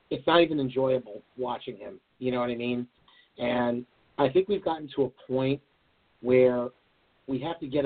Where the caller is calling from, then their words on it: Farmingdale, New York, United States; from Farmingdale, New York. How you doing, my friend?